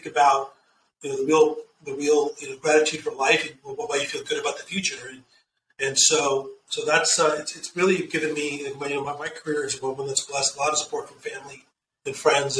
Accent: Southern California, United States; I'm born and bred in Southern California. I'm a Southern California boy, and the family is from India.

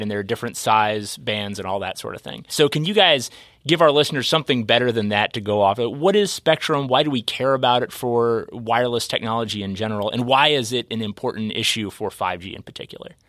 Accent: Kentucky, United States; I'm a Kentucky native

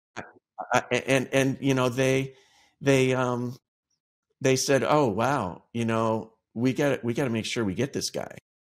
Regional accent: Cleveland, Ohio, United States; moved away; also born or lived in Chicago; I moved back to my hometown of Cleveland, Ohio

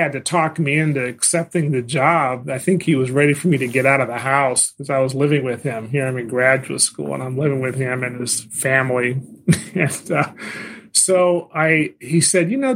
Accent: California, United States; moved away as an adult; also born or lived in Washington, D.C.; I'm a Californian, and I went to college in Southern California, in Los Angeles

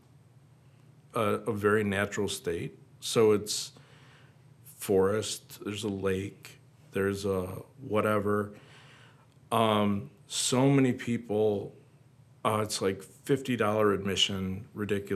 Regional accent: Wisconsin Rapids, Wisconsin, United States; moved away; I'm from Rapids. And I hope to come back there soon to move

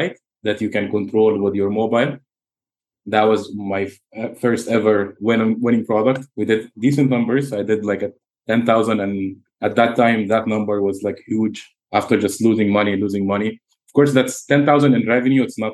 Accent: Egypt; now in Dubai, United Arab Emirates; I have a clothing brand in Dubai and in my home country, Egypt

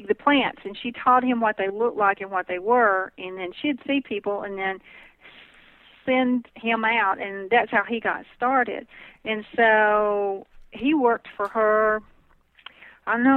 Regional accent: Northern Alabama, United States; accent: southern

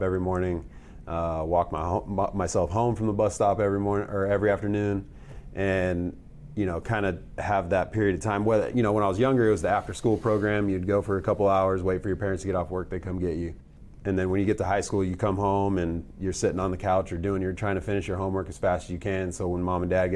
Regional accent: Tucson, Arizona, United States; I grew up in Tucson, Arizona, to Howard and Kathy …

